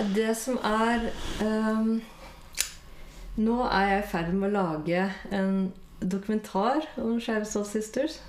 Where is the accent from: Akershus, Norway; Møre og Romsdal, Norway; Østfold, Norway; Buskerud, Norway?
Akershus, Norway; Bærum; Jeg vokste opp i Bærum